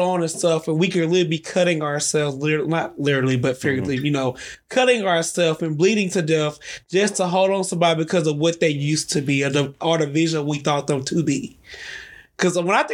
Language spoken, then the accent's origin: English; Mississippi, United States; I'm from Mississippi